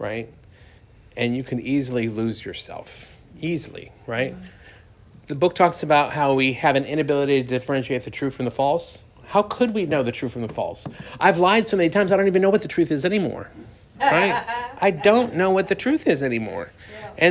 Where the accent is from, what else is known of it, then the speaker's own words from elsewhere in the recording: Sacramento, California, United States; moved away as an adult; also born or lived in Detroit, Michigan; now in Austin, United States; Sacramento, California, my hometown